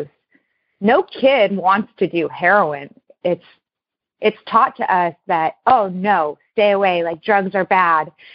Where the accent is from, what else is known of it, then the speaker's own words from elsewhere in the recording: Newport Beach, California, United States; I was born and raised in Newport Beach, California